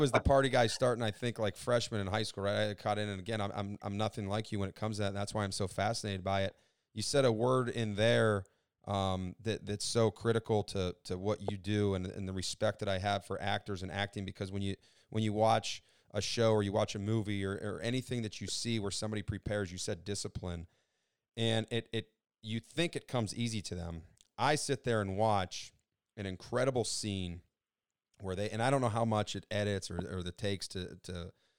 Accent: Youngstown, Ohio, United States; I'm from Northeast Ohio, Youngstown

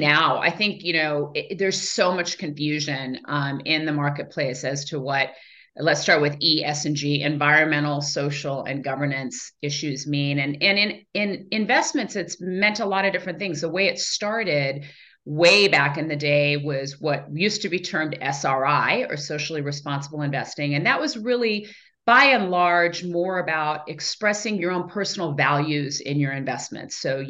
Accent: Iran; born there; I'm the oldest of four girls. I was born actually in Iran.

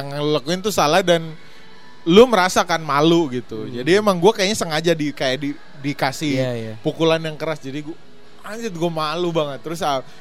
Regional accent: Ternate, North Maluku, Indonesia; orang Timur. Gue temen masih jarang, gue suka dibully gara-gara hmm. logat gue.

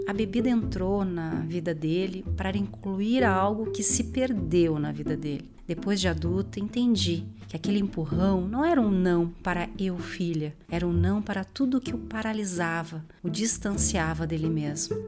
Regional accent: Porto Alegre, Rio Grande do Sul, Brazil; nasci em Porto Alegre, Rio Grande do Sul

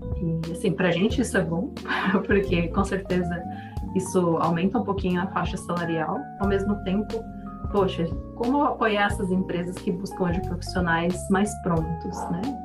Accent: Brazil; Somos brasileiros

